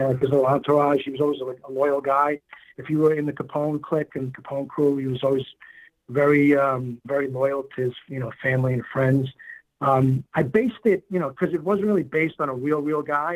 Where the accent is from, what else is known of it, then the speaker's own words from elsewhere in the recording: New York City, New York, United States; I was born and raised in Queens